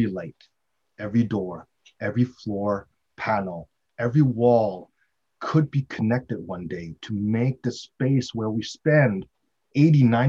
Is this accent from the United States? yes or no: no; Montreal, Quebec, Canada; also born or lived in Ontario, Canada; now in Vancouver, Canada; I grew up in Montreal